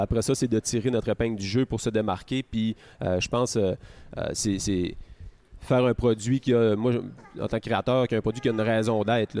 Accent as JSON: {"language": "French", "town": "Caplan", "region": "Quebec", "country": "Canada", "tie": "born or raised there", "also_born_or_lived": "Sherbrooke / Montreal", "moved": "as an adult", "said": "je suis né à Caplan."}